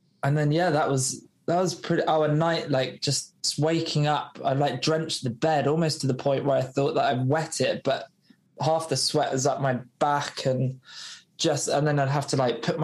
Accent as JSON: {"language": "English", "area": "Somerset", "region": "South West England", "country": "United Kingdom", "said": "I came from Somerset"}